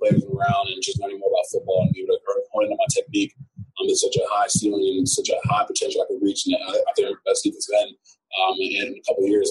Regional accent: Nigeria; moved away; I'm coming from Nigeria

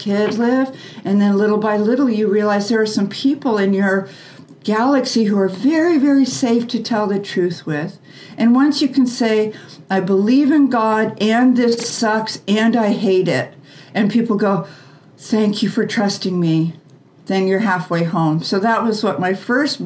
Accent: United States; we were raised in the American way

